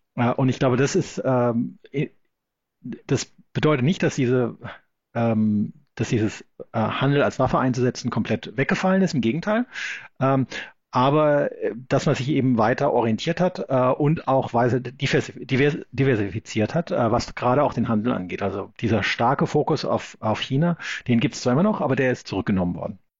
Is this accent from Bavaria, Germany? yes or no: no; Black Forest, Baden-Württemberg, Germany; moved away as an adult; now in Sydney, Australia; ich bin am Schwarzwald aufgewachsen